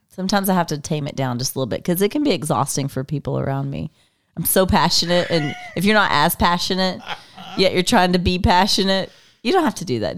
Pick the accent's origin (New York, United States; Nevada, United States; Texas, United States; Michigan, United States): Texas, United States; I'm from Texas.